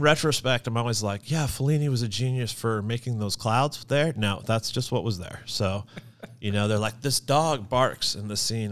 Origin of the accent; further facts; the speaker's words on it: Gladstone, Missouri, United States; moved away as an adult; also born or lived in Los Angeles; I grew up in Gladstone